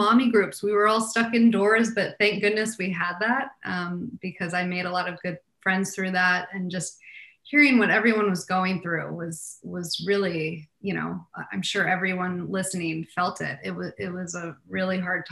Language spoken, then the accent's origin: English; Portland, Oregon, United States; moved away; also born or lived in Delaware, United States / Los Angeles, United States; I was actually born on the East Coast, a little state called Delaware. But I grew up in the Pacific Northwest in Portland, Oregon.